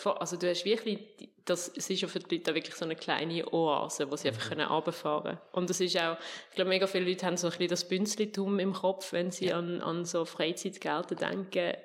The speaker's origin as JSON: {"language": "German", "area": "Fricktal", "region": "Aargau", "country": "Switzerland", "tie": "born or raised there", "also_born_or_lived": "Eptingen, Basel-Landschaft", "said": "wechsel ins Fricktal auf Oberzeien. Das liegt so sehr sehr genau zwischen Basel und Zürich"}